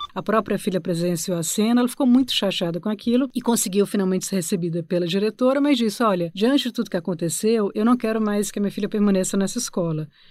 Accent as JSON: {"language": "Portuguese", "country": "Brazil", "also_born_or_lived": "Portugal", "lives_now": "São Paulo, Brazil", "said": "nós somos brasileiros de classe média, brancos"}